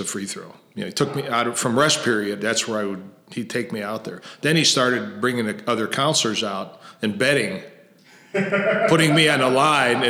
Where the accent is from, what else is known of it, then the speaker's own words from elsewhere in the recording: Chicago, Illinois, United States; where I grew up in West Rogers Park